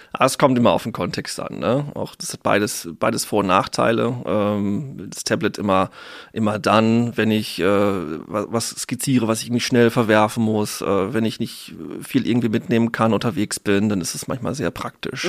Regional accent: North Rhine-Westphalia, Germany; moved away as an adult; also born or lived in Ruhr area / Münster / Dortmund; tatsächlich komme ich aus Ostwestfalen

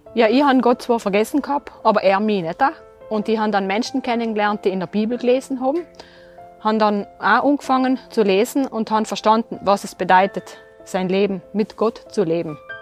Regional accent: Terlan, Trentino-Alto Adige, Italy; also born or lived in Merano; Ich bin in Derlan aufgewachsen

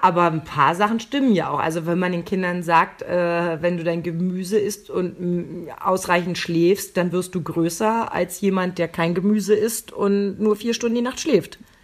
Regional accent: eastern Germany, Germany; Ich bin ja noch im, im Osten geboren

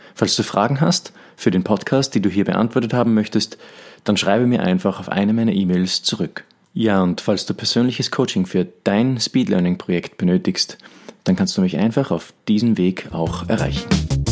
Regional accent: Austria; bei uns in Österreich

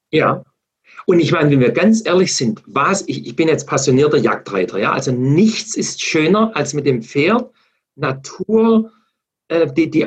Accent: Baden-Württemberg, Germany; Wir haben zum Beispiel hier in Baden-Württemberg, wo ich herkomme, die Uli Mohr, äh, mit ihren Reitschulen eine mega engagierte Frau

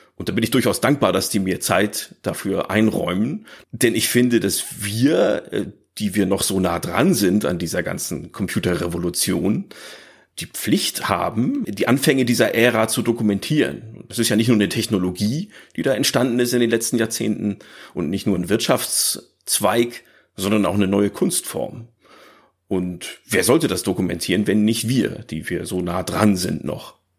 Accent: Northern Germany, Germany; Ich bin halt aufgewachsen hier im Norddeutschland, vielleicht hört man das ein bisschen

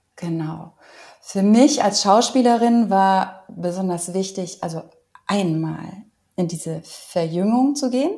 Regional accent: Cologne, North Rhine-Westphalia, Germany; ich komme aber aus Köln

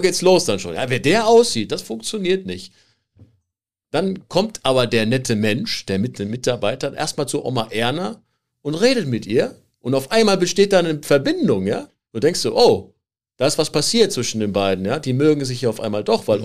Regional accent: Germany; rede ich einfach mal als Deutscher

